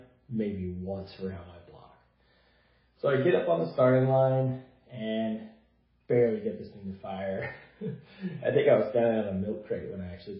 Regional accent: Idaho, United States; here in my home state of Idaho.

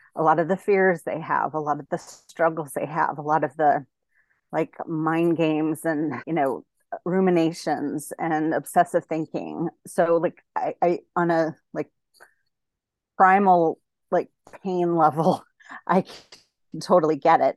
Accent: Denver, Colorado, United States; moved away as an adult; also born or lived in Texas; now in San Diego, United States; I'm originally from Denver, and then I went to grad school in Texas, and then I've been in San Diego since two thousand six

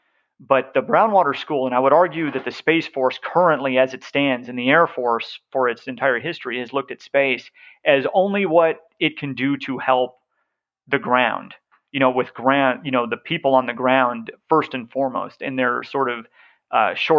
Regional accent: the West, United States; I'm from the West

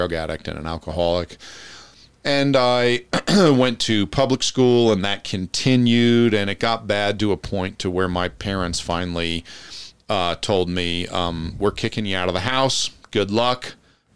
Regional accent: Passaic County, northern New Jersey, United States; moved away as an adult; also born or lived in Europe; born and raised in New Jersey, northern New Jersey, Passaic County

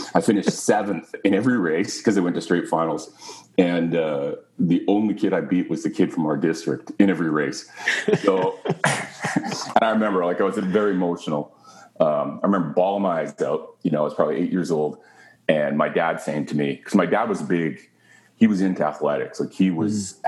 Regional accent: Canada; being Canadian

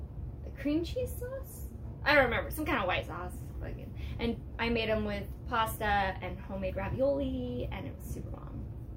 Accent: Riverside, California, United States; born or raised there

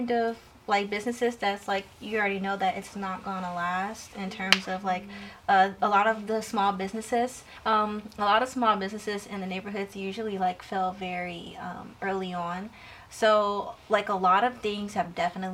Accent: Chicago, Illinois, United States; Originally, I'm from Jeffrey Manor

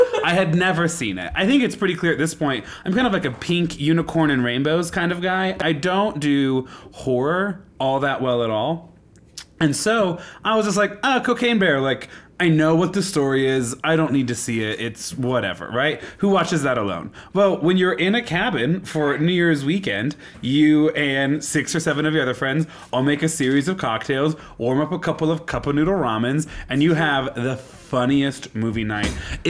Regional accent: Colorado, United States; You're a Colorado native. I'm from Colorado.

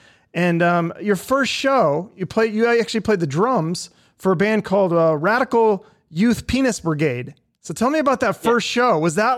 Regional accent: Seattle, Washington, United States; moved away as an adult; now in Phoenix, United States; Yeah, I'm from Seattle. I lived there my whole life. And then I moved here like 12 years ago just because of the weather.

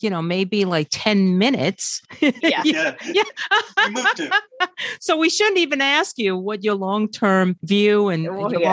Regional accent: New York, United States; also born or lived in South America; I was raised here

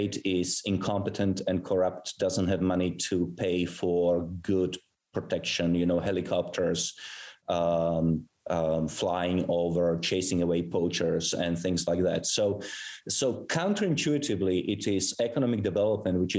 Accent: South Africa; moved away; also born or lived in Europe; I was actually born in Europe, but I grew up in South Africa.

